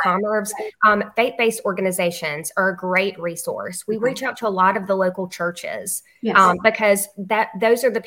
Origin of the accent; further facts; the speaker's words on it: Luverne, Alabama, United States; I'm from Laverne, Alabama